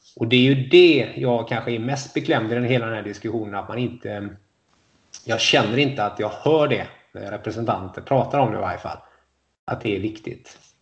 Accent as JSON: {"language": "Swedish", "town": "Gothenburg", "region": "Västra Götaland", "country": "Sweden", "said": "det säger jag som göteborgare"}